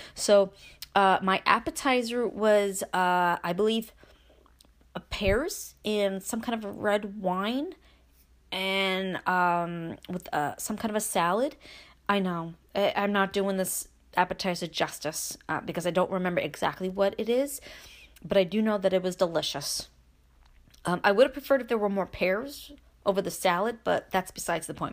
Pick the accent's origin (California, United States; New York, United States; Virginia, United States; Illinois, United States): New York, United States; Brooklyn; moved away as an adult; now in Upstate New York, United States; I grew up in Brooklyn. Yes, I moved after I married my husband and we came upstate